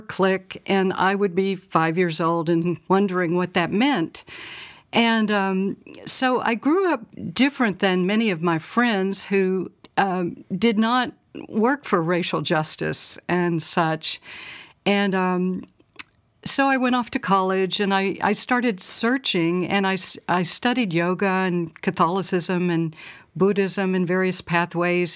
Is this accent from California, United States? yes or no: no; Little Rock, Arkansas, United States; I'm from Little Rock, Arkansas, and I grew up in the fifties and sixties